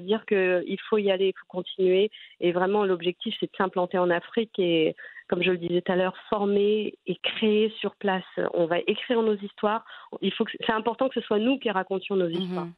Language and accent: French; Trappes, Île-de-France, France; moi, j'ai grandi à Trappes, hein, mhm. en banlieue parisienne